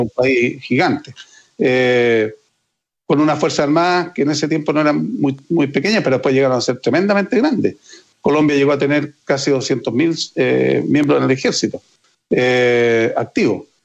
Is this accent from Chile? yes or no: yes; Chile; Como chilenos